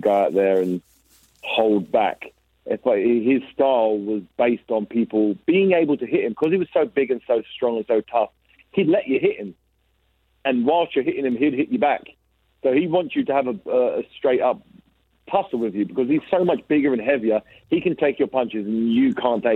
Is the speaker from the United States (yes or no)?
no; England, United Kingdom; I'm a British fighter. I'm from England.